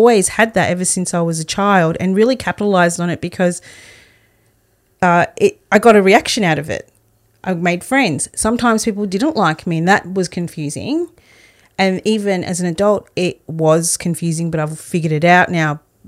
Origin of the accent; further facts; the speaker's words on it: Australia; I actually spoke about this with my mum last week because I'd love to hear her perspective on it.